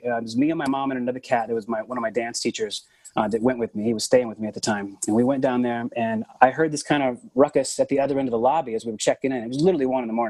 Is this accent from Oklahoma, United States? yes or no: yes; Oklahoma City, Oklahoma, United States; I hail from Oklahoma City. And I come from kind of a long line of like preachers and farmers.